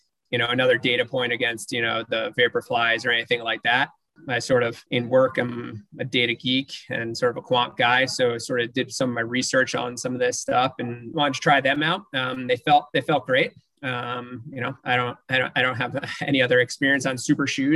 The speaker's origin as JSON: {"language": "English", "region": "New Jersey", "country": "United States", "tie": "born or raised there", "also_born_or_lived": "Los Angeles, United States / Nashville, United States", "moved": "yes", "lives_now": "Houston, United States", "said": "growing up in New Jersey, moving out"}